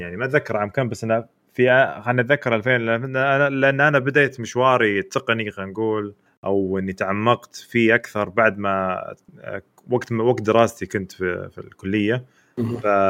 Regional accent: Saudi Arabia; عندنا في السعوديه

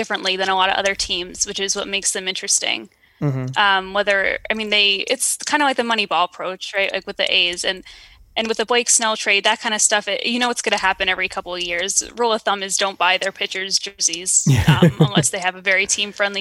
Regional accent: New York, United States; I'm born and raised in New York

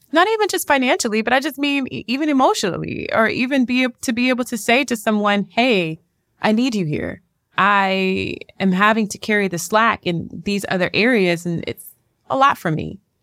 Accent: Houston, Texas, United States; moved away; also born or lived in Lake Charles, Louisiana; I'm from the South, I'm from, uh, Louisiana, raised in Houston, Texas.

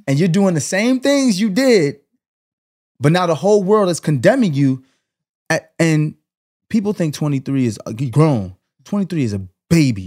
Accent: New York City, New York, United States; I grew up in Canarsie

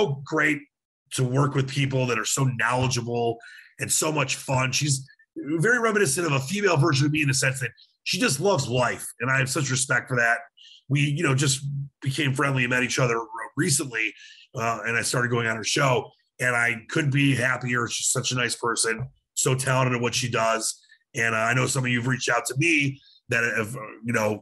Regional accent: Michigan, United States; now in Las Vegas, United States; even though I was born in Michigan

